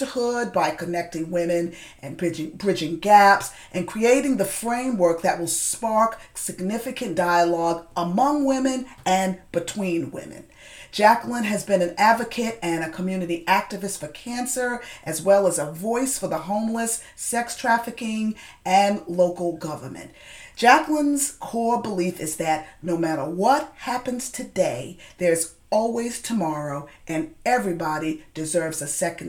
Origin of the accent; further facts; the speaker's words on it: New York, United States; moved away; I saw that you were a New York girl, just like myself